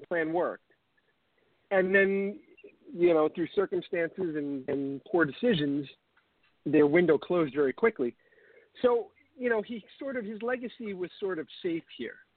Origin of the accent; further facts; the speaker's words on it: Long Island, New York, United States; I grew up on Long Island, so chances are I'm Italian and Irish